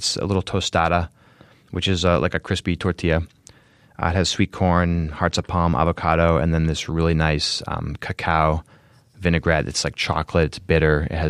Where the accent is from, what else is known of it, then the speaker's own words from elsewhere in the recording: New Hampshire, United States; moved away as an adult; also born or lived in Phoenix / San Diego / San Francisco / Las Vegas; now in Chicago, United States; I'm from New Hampshire. I moved to Phoenix after culinary school. I lived in San Diego, San Francisco, Las Vegas, and now Chicago.